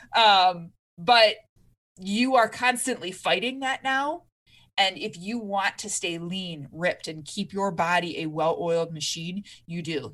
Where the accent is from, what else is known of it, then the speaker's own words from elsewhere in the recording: Michigan, United States; moved away; I'm originally from Michigan, we have basements out there